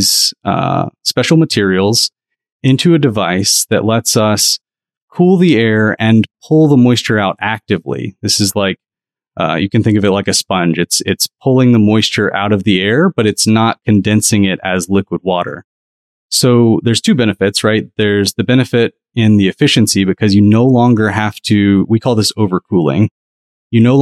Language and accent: English; Southeast, United States; I grew up in the Southeast